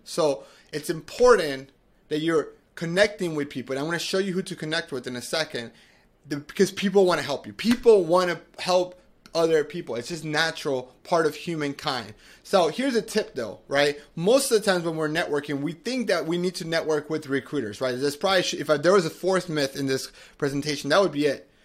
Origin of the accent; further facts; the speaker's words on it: Medellin, Antioquia, Colombia; now in United States; I'm originally from Medellin, Colombia, from South America